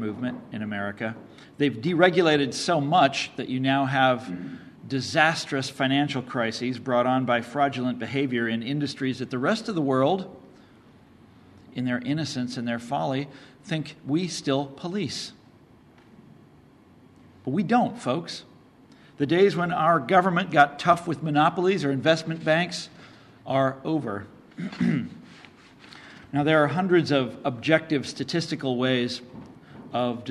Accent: Kansas, United States; I'm from Kansas

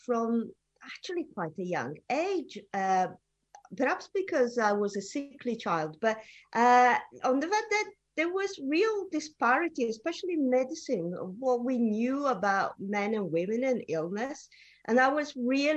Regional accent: Italy; moved away as an adult; also born or lived in United Kingdom / United States; I was born in Italy and I did my undergraduate in Italy, but then I moved to the UK to do my PhD

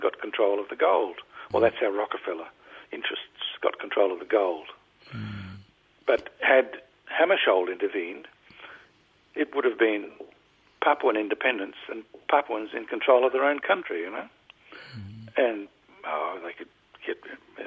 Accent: Brisbane, Queensland, Australia; we came from Brisbane

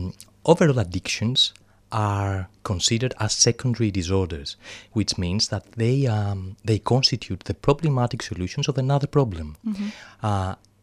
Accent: Greece; accent: thick Greek; English is a second language; now in Australia; my thick Greek accent.

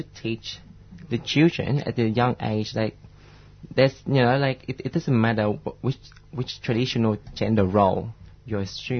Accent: Vietnam; I came from Vietnam, and it's such a, I hate to say this, but it's a confusing, misogynistic place.

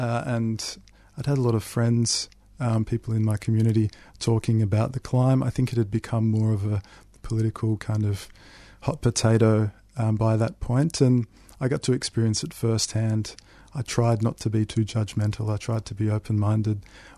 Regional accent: Melbourne, Victoria, Australia; I was born in the middle of the 80s here in Melbourne, and I grew up in Tullamarine and in the northern suburbs of Melbourne.

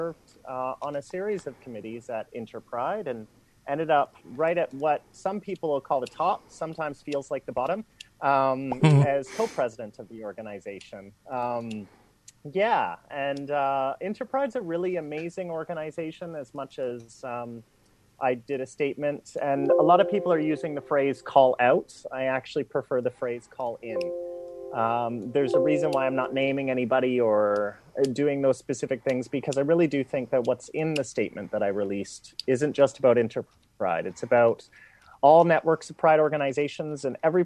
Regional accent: central Ontario, Canada; moved away; I am originally from Canada. I was born and raised in central Ontario

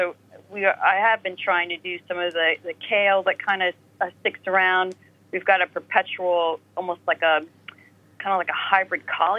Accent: Midwest, United States; now in United Kingdom; from my home country, the Midwest.

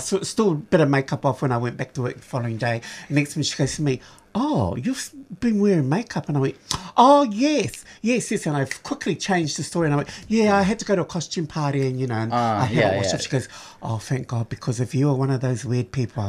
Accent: Samoa; also born or lived in Wellington, New Zealand; now in Melbourne, Australia; I came from Samoa

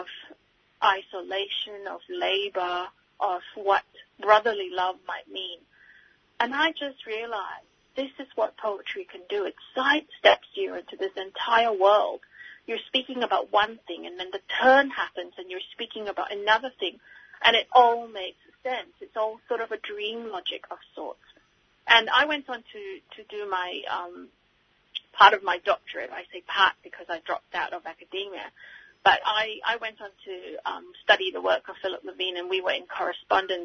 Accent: Singapore; moved away; Growing up in Singapore and being a student of English literature and linguistics

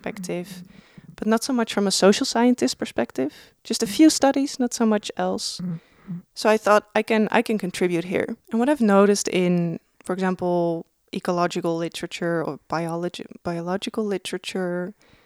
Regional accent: Netherlands; now in Melbourne, Australia; I'm coming from the Netherlands

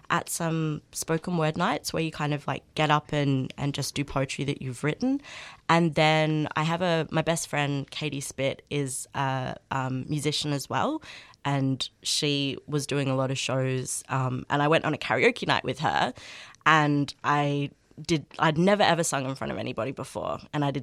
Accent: Melbourne, Victoria, Australia; also born or lived in Northern England; I'm from Australia. I'm Aboriginal and English, and I grew up in England.

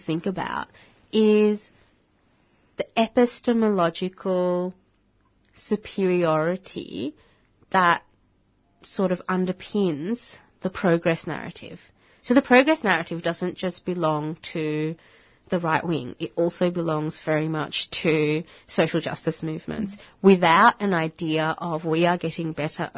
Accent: Bangladesh; first language Bengali; English is a second language; now in Australia; I'd say Bangladesh

